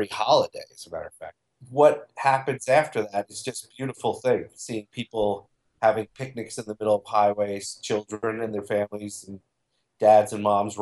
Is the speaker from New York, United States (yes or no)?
yes; Goshen, New York, United States; moved away as an adult; also born or lived in Albany, New York / Brooklyn, New York; now in New York City, United States; when I lived in Goshen, I was the only person. I don't have a driver's license still, and I'm about to turn 50. And I never had a driver's license, so I learned to walk and bike places in my hometown